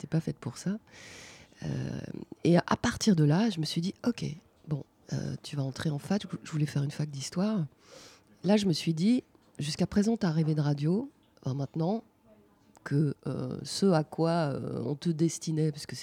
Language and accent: French; Grand Est, France; born there; je suis née en Lorraine, après on a beaucoup déménagé avec mes parents